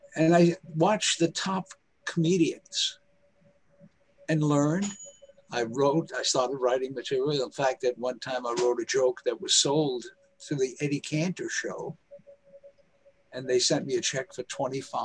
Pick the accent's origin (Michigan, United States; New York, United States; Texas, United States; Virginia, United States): New York, United States; New York City; I lived on the streets in Harlem. I'm from Harlem in New York